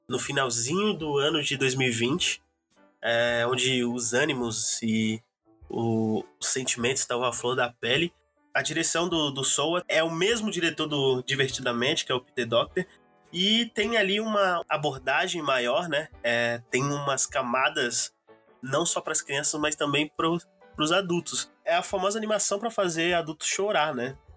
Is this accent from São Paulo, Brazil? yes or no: yes; São Paulo, Brazil; Sou do Grajaújão